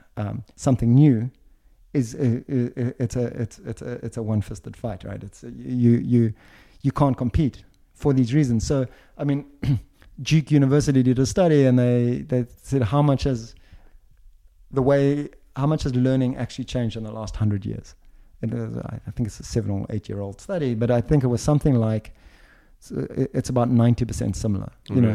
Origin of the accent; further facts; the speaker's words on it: Switzerland; You know, I come from Switzerland and I'm based in Switzerland.